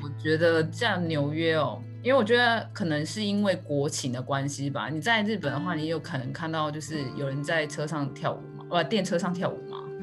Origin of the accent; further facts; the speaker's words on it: Taiwan; 我们台湾人